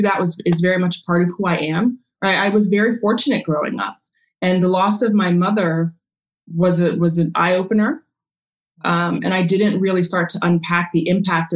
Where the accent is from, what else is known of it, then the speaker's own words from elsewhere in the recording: Maryland outside DC, United States; I grew up in Maryland outside DC in a very predominantly Jewish neighborhood